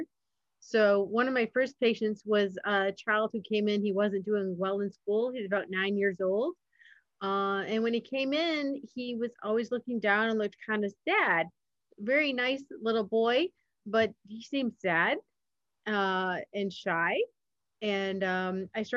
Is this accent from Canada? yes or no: no; Michigan, United States; I grew up in Michigan